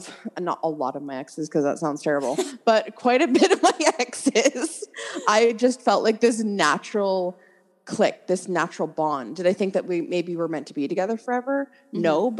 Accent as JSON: {"language": "English", "town": "Stratford", "region": "Ontario", "country": "Canada", "said": "So I'm from Stratford, as we talked about before."}